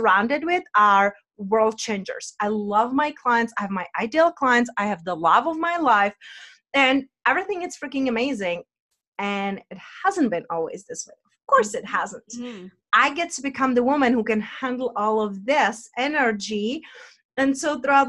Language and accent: English; Czechia; accent: Czech; my accent is from Czech Republic